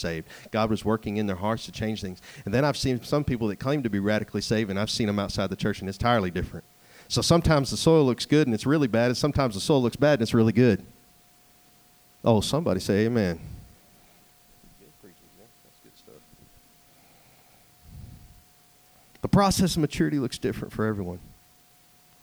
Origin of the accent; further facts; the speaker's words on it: East Texas, United States; moved away; I come from East Texas where everything is mud and clay and sand to come out here where everything's granite